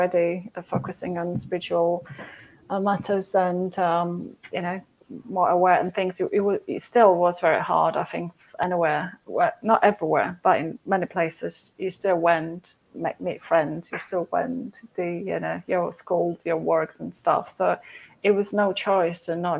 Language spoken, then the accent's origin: English; Poland; moved away; I'm from Poland, Catholic Church, communist